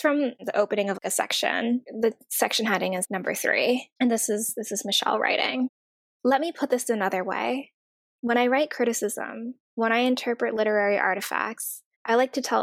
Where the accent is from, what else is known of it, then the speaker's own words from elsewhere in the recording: Oregon, United States; now in New York, United States; I'm from Oregon